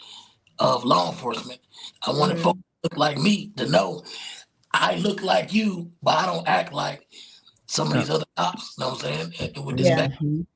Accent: South Georgia, United States; I grew up in South Georgia.

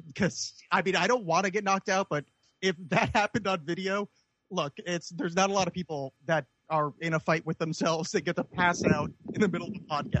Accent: New Jersey, United States; I'm from New Jersey.

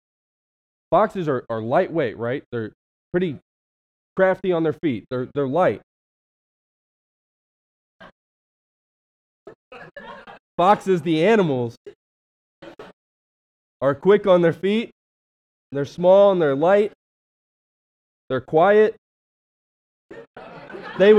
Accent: West Virginia, United States; now in Cleveland, United States; I'm from West Virginia

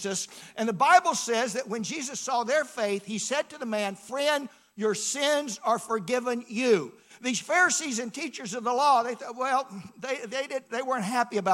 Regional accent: Atlanta, Georgia, United States; I grew up in Atlanta

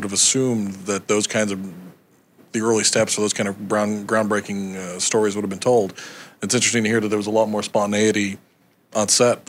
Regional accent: New York City, New York, United States; Escape from New York, turning my hometown into a jail.

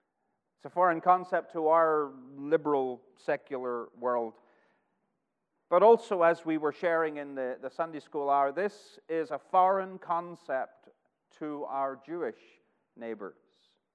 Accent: Northern Ireland, United Kingdom; now in Arkansas, United States; I've lived in Arkansas for almost 6 years, but my homeland is Northern Ireland. And the accent is changing, and it changes pretty much wherever I go.

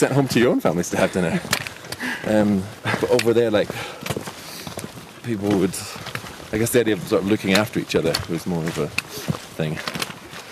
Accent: Edinburgh, Scotland, United Kingdom; also born or lived in New Zealand; now in London, United Kingdom; home is, well, I'm from Scotland, from Edinburgh. I guess home these days is London

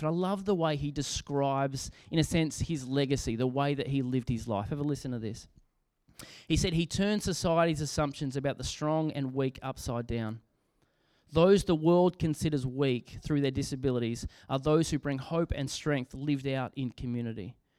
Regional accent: Australia; as an Australian

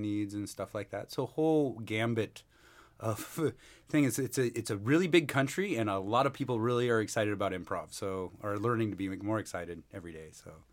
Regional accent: Seattle, Washington, United States; moved away as an adult; now in Mumbai, India; I'm originally from Seattle, Washington, born and raised

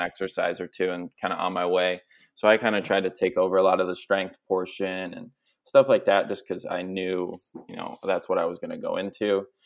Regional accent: Minnesota, United States; also born or lived in Philadelphia; I'm from Minnesota

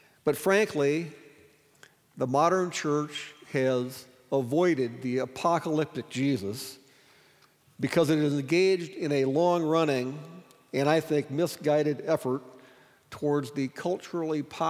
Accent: Sioux Falls, South Dakota, United States; I grew up in Sioux Falls

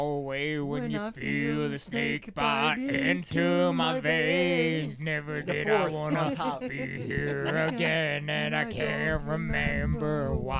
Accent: New Jersey, United States; moved away; also born or lived in Florida; I'm from Jersey.

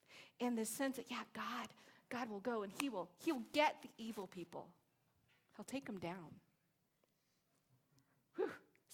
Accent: Long Beach, California, United States; Like I say, oh, I'm from Long Beach, and people don't get it. I'm like, it's near LA.

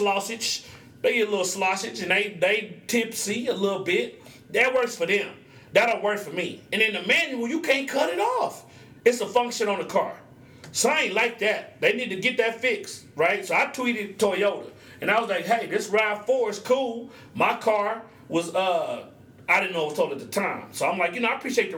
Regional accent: Oklahoma, United States; I'm from Oklahoma

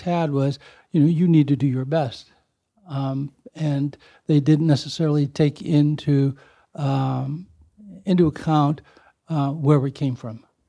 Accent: East Chicago, Indiana, United States; as a child growing up in East Chicago and going through the, the, um, school system there

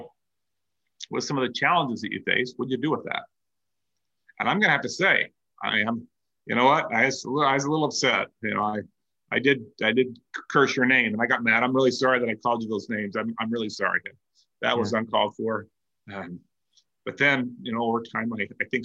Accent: Salt Lake City, Utah, United States; I'm from Salt Lake, and we're all called by the same name

